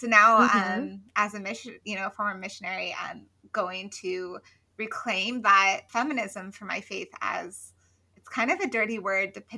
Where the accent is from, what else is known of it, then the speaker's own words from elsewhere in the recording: Colorado, United States; now in Athens, United States; I am from Colorado, but I currently reside in Athens, Georgia